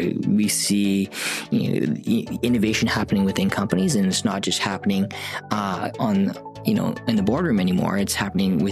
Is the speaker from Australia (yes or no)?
no; Saskatoon, Saskatchewan, Canada; born or raised there